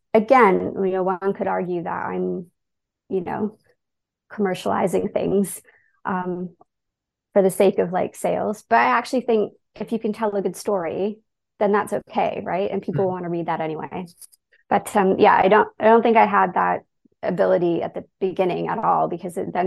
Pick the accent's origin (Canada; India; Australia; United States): Canada; Toronto, Ontario; also born or lived in London, United Kingdom; I grew up in Toronto